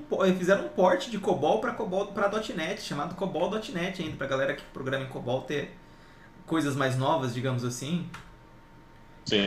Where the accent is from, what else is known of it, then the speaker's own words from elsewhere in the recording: interior of São Paulo, Brazil; sou do interior de São Paulo